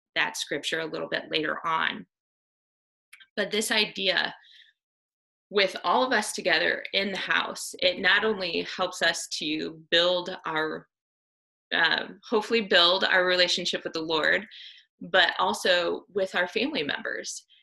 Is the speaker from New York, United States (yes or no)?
no; Iowa, United States; I grew up in Iowa on a dairy farm